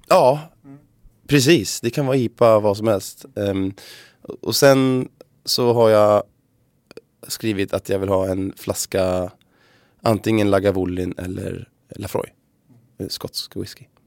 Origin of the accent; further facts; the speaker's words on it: Sweden; vi svenskar